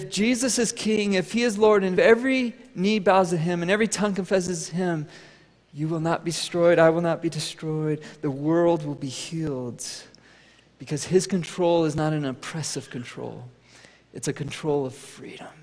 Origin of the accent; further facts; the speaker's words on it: United States; I'm American